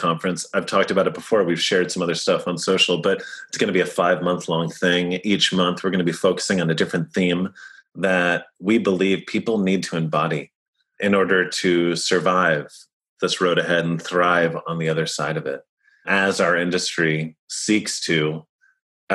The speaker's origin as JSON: {"language": "English", "town": "Sleepy Hollow", "region": "New York", "country": "United States", "tie": "born or raised there", "also_born_or_lived": "Tarrytown", "said": "I'm from Westchester. I grew up in Sleepy Hollow and Tarrytown"}